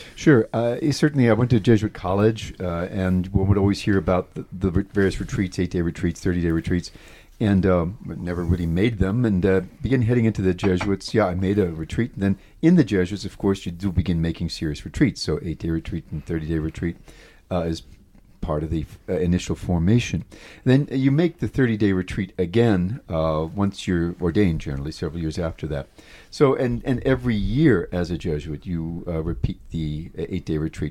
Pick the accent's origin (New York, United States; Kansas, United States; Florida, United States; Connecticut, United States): New York, United States; my hometown, like New York